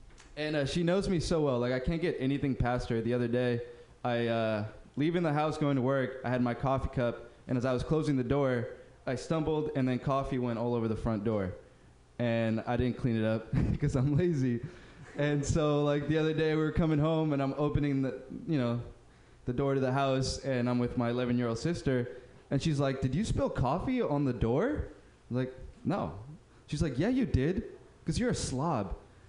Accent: Uruguay; Oh, man, I'm from Uruguay. What? I'm from Uruguay.

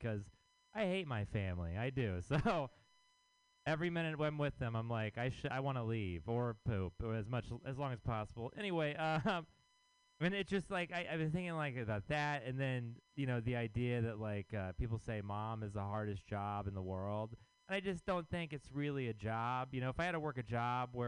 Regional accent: Texas, United States; now in San Francisco, United States; I am from Texas

